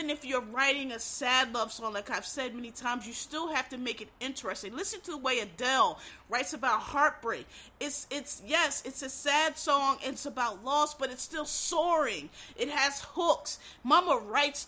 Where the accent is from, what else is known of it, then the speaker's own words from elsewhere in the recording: Philadelphia, Pennsylvania, United States; I'm from Philadelphia, and everybody knows Philadelphia has a very unique accent